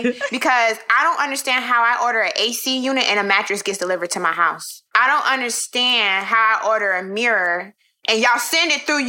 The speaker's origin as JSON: {"language": "English", "region": "the South", "country": "United States", "lives_now": "Brooklyn, United States", "said": "coming straight from Brooklyn, but I'm definitely from the South."}